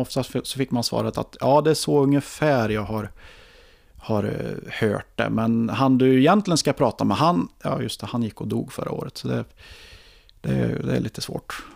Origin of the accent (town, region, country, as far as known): Ekshärad, Värmland, Sweden; born or raised there; also born or lived in Karlstad